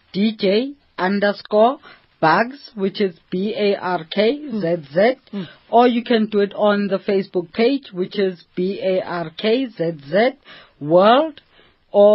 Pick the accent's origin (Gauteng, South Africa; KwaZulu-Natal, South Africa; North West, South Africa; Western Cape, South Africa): Gauteng, South Africa; Johannesburg; I was born and bred in Alex.